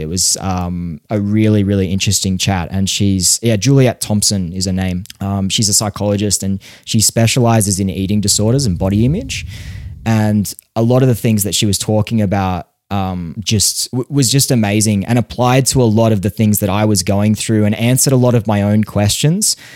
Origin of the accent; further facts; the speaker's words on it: Australia; growing up in Australia